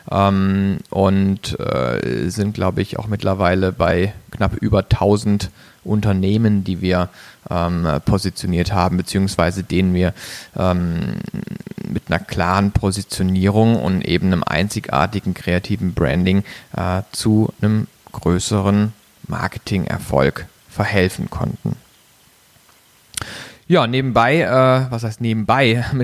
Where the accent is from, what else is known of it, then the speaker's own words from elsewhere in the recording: Baden-Baden, Baden-Württemberg, Germany; moved away as an adult; bin aufgewachsen in Baden-Baden, kleinen Örtchen äh, in der Nähe vom Schwarzwald. Also ich komme aus dem Süden Deutschlands, habe mein Abitur da gemacht auf einem Wirtschaftsgymnasium